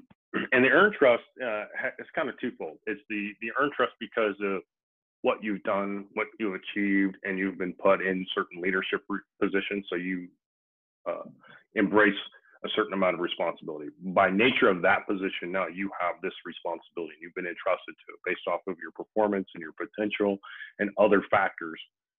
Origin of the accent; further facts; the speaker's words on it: Midwest, United States; I'm from the Midwest, and I always say guys, but I mean everybody